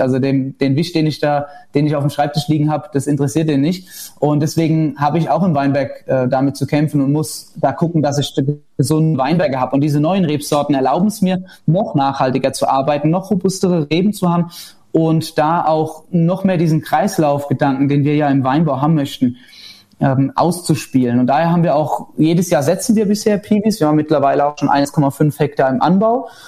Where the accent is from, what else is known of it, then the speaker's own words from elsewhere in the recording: Rhineland-Palatinate, Germany; also born or lived in Bechtheim; bei uns in Rheinland-Pfalz